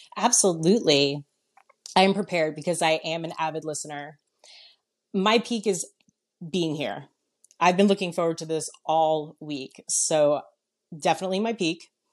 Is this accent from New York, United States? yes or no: yes; New York, United States; moved away; I'm originally from New York